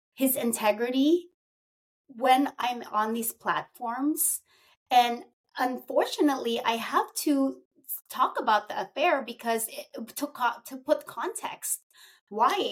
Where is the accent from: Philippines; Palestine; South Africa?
Philippines; I'm Filipino, and we're very, my heritage is very traditional